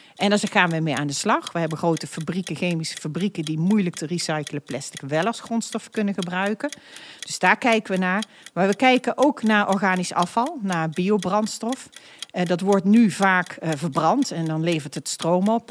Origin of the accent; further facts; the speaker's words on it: North Brabant, Netherlands; now in The Hague, Netherlands; Ik ben een echte Brabantse